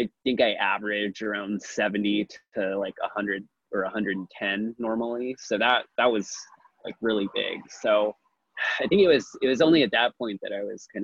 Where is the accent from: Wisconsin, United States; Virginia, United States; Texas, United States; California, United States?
Wisconsin, United States; Milwaukee; also born or lived in Eugene, Oregon; now in Portland, United States; I'm originally from Milwaukee, Wisconsin.